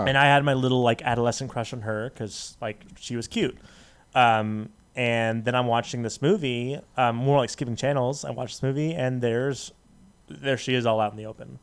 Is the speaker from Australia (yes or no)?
no; Las Vegas, Nevada, United States; also born or lived in Dallas; I was born in Dallas, but raised in Las Vegas.